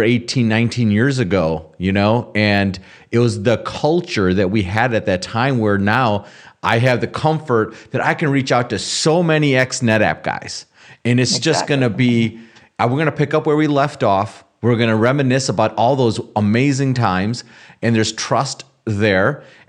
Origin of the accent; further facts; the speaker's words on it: United States; as Americans, you know, this is important that we figure this out. You know, our country is being attacked in very different ways